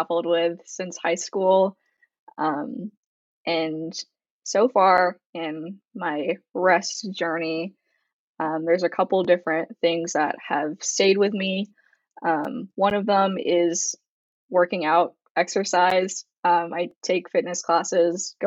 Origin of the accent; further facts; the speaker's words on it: Bay Area, California, United States; moved away as an adult; also born or lived in Los Angeles, California; I'm born and raised in the Bay Area, and I'm currently home